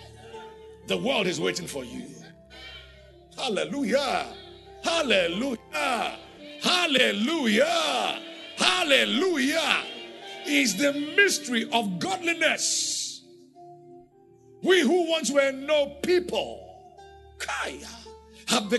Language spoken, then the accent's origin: English; Nigeria; I'm not just a citizen of Nigeria